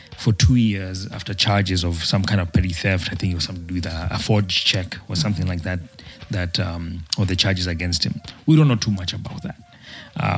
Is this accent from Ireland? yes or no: no; Kenya; We hail from Teto